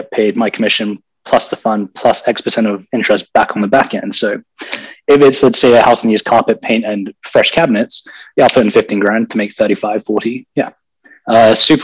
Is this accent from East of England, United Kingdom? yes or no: no; London, United Kingdom; moved away as an adult; also born or lived in Texas; now in United States; I'm from London. I was born and raised in England, spent 18 years there